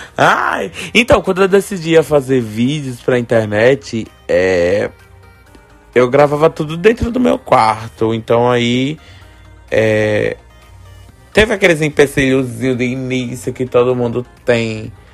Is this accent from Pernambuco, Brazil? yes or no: yes; Olinda, Pernambuco, Brazil; Rio Doce, é onde eu fui criado, onde eu nasci